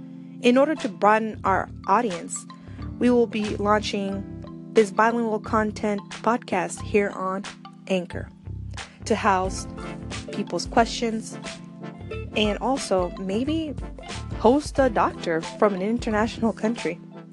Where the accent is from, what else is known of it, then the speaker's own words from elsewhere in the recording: United States; growing up here